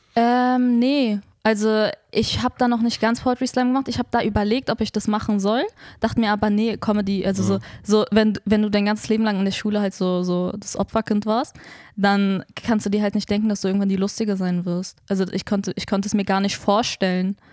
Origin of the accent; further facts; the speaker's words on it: Berlin, Germany; ich bin in Neukölln geboren und aufgewachsen, lebe dort immer noch